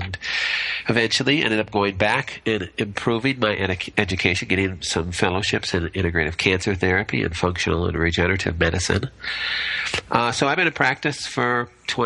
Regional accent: Minnesota, United States; also born or lived in Monterrey, Mexico; We're from Minnesota.

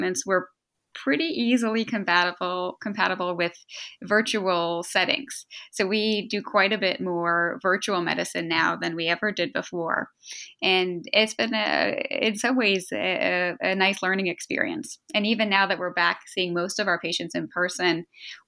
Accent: outside Boston, Massachusetts, United States; moved away as an adult; now in Philadelphia, United States; I grew up outside Boston and was there for most of my life through college

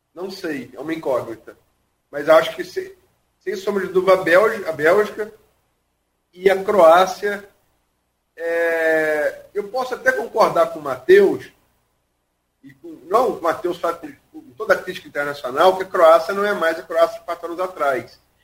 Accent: Brazil; sou brasileiro

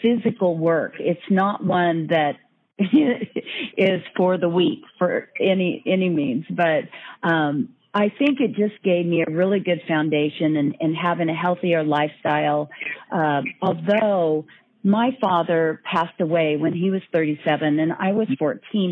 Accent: Northern California, United States; born or raised there

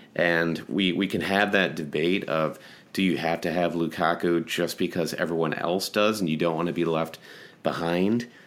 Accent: United States; great American homers

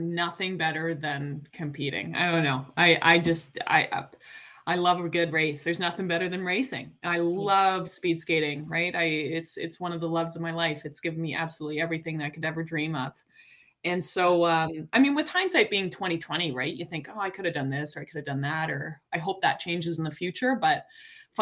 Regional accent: Calgary, Alberta, Canada; moved away as an adult; now in Toronto, Canada; I grew up in Calgary

